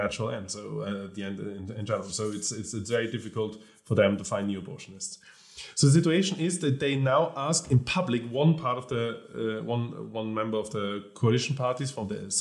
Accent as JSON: {"language": "English", "region": "Vienna", "country": "Austria", "tie": "born or raised there", "said": "I was born and raised in Vienna"}